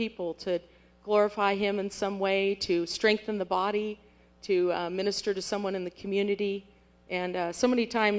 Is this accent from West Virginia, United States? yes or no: no; French Camp, California, United States; moved away as an adult; now in Angola; I grew up in French Camp.